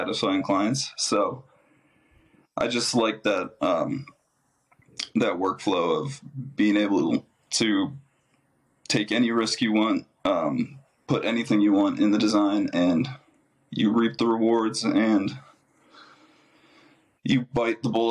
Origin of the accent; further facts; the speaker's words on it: Mankato, Minnesota, United States; moved away; I am from Mankato, Minnesota, originally